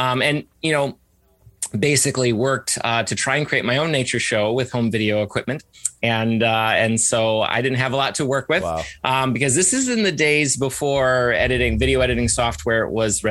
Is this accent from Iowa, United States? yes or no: no; Ann Arbor, Michigan, United States; I was born and raised in Ann Arbor, Michigan, and was homeschooled from the very beginning